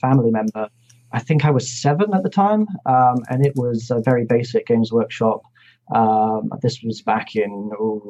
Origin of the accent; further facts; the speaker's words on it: Inverness, Scotland, United Kingdom; also born or lived in Glasgow; now in Edinburgh, United Kingdom; I'm half Scottish, half English. I was born in Inverness.